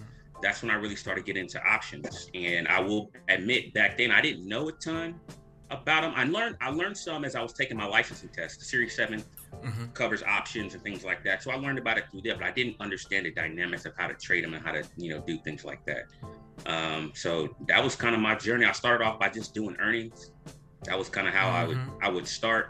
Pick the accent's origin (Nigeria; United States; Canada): Nigeria; I'm Nigerian